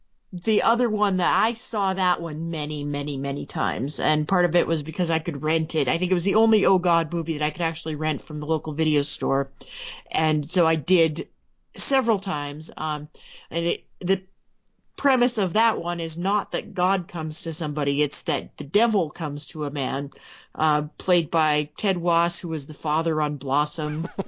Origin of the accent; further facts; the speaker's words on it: Montana, United States; I was from Montana.